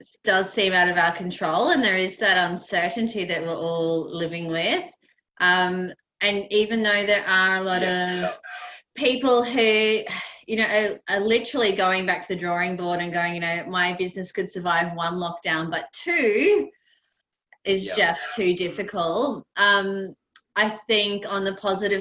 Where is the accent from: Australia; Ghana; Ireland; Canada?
Australia; Queensland; now in Melbourne, Australia; I grew up in Queensland